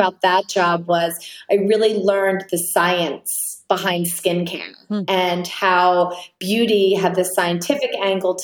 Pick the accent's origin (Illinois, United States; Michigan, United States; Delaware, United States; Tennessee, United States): Delaware, United States; Wilmington; also born or lived in Manhattan, New York; now in Jackson Hole, United States; I grew up in a small town called Wilmington, Delaware, which is a suburb about 20 minutes outside of Philadelphia.